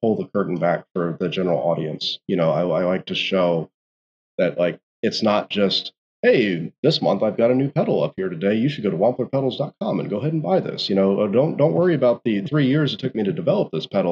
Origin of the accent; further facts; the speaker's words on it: Indianapolis, Indiana, United States; moved away; I'm originally from Indianapolis